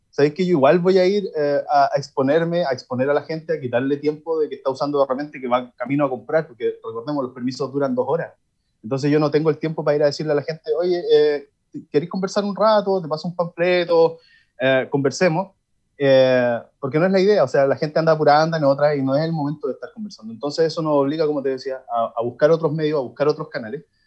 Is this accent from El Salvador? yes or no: no; Villa Alemana, Valparaíso, Chile; yo soy de Villa Alemana